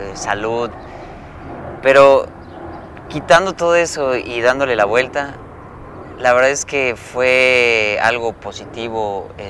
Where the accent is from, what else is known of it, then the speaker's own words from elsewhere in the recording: Yucatán, Mexico; somos de Yucatán